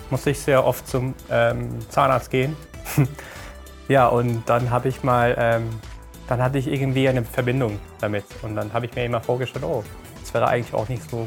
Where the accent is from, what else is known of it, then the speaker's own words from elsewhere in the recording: Iran; moved away as an adult; now in Germany; ich komme aus dem Iran und dann, ich habe dort ähm, studiert einmal, also ich, ich bin dort in die Schule gegangen und so und dann habe ich dort Zahntechnik studiert